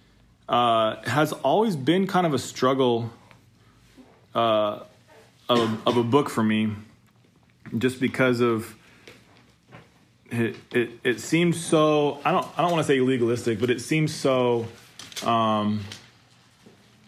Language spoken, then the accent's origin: English; Idaho, United States; from the great state of Idaho.